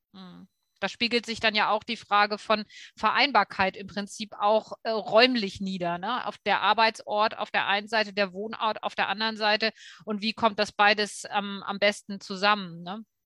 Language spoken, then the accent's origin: German; Hamburg, Germany; ist auch Hamburg, ne, meine Heimat